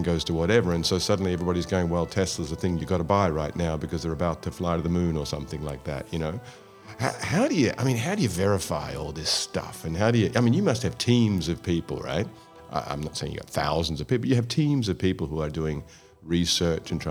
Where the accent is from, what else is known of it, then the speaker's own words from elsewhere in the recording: Australia; also born or lived in Scotland; in Australia, where I grew up, from Scotland, but I grew up in Australia